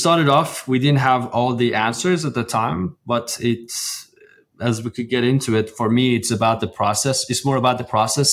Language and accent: English; Iran; moved away as an adult; now in Houston, United States; I grew up in Iran, went to college for petroleum engineering